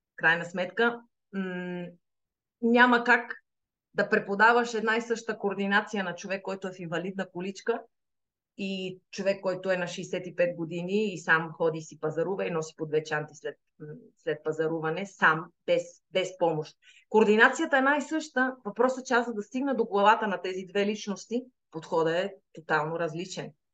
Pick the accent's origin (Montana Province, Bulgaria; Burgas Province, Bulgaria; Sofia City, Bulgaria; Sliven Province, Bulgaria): Sliven Province, Bulgaria; Sliven; moved away as an adult; now in Madrid, Spain; Аз всъщност съм родена в Сливен. Нали, с корените в Стралжа, обаче съм израснала и съм учила в Сливен